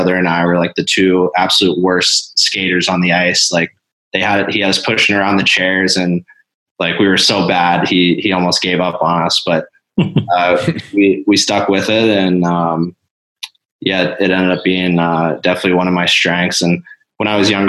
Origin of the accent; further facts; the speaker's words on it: central Pennsylvania, United States; my hometown in central Pennsylvania